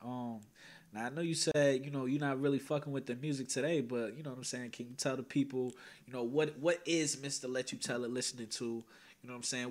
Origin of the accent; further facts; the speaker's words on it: Teaneck, New Jersey, United States; I'm from Teaneck, New Jersey, born and raised